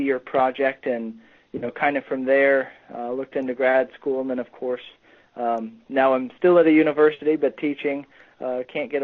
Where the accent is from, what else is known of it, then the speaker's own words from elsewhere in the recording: Norman, Oklahoma, United States; moved away as an adult; also born or lived in Nebraska / Queensland, Australia; now in Missouri, United States; I grew up in Norman, Oklahoma